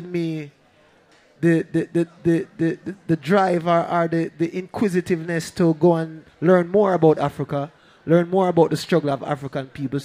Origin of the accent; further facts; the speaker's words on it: Kingston, Jamaica; we grew up in Trenchtown, but no, our family was poor at the time